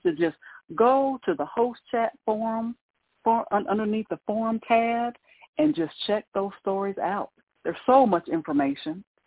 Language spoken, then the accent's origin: English; Ohio, United States; now in Mississippi, United States; growing up in Ohio and having all the snow and everything